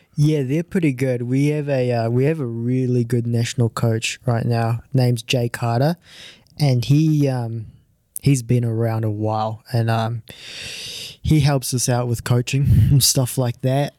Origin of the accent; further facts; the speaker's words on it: New Zealand; also born or lived in Japan; I'm originally from Japan, um, but I moved over when I was five. So, I've played all, I, I started golf when I was ten. So, I've played all my golf in New Zealand